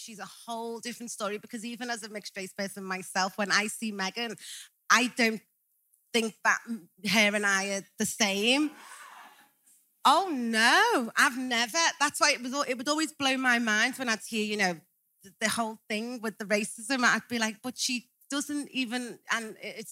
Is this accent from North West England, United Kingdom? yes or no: yes; Liverpool, North West England, United Kingdom; growing up in Liverpool